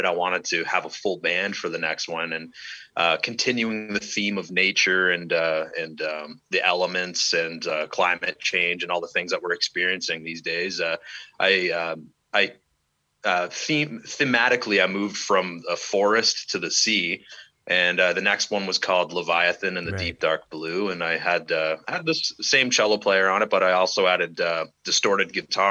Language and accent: English; Toronto, Ontario, Canada; now in Durham Region, Canada; I'm originally from the Toronto area. I spent the last 30 years living in Durham region